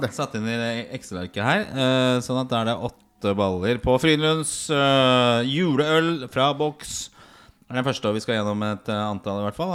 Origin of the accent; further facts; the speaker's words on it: Oslo, Norway; jeg vokste opp på Torshov